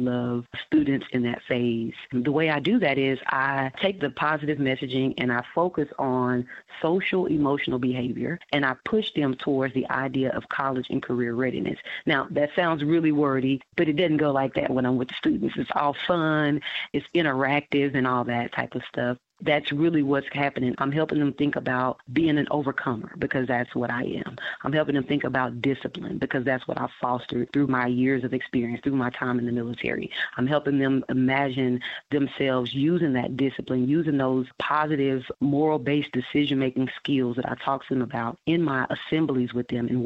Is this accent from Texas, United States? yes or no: yes; Dallas, Texas, United States; I am actually from Dallas.